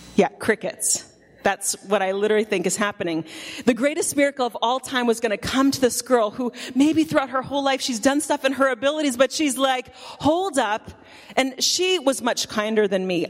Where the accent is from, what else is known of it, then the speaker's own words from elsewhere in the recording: Canada; moved away; I grew up in Canada